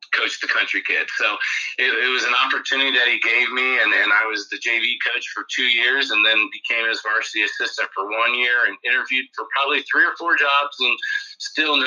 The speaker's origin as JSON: {"language": "English", "town": "Lima", "region": "Ohio", "country": "United States", "tie": "born or raised there", "said": "born and raised in Lima, Ohio"}